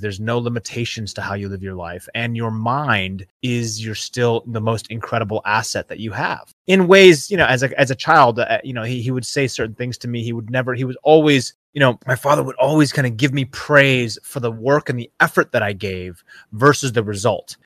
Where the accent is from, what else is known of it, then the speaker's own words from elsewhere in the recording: Seattle, Washington, United States; I grew up in the Seattle region in, uh, the Pacific Northwest.